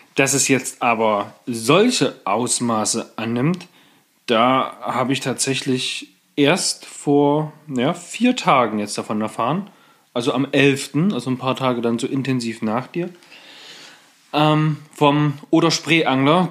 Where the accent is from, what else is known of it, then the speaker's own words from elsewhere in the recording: Germany; bei uns in Deutschland